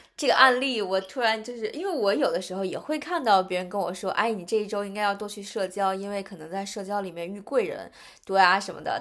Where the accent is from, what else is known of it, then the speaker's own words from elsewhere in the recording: China; 但是可能我们中国人是非常就是认星盘这个东西